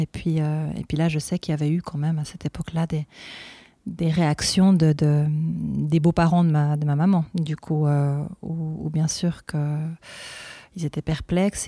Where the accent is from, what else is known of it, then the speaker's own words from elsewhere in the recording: Fribourg, Switzerland; je suis fribourgeoise d'origine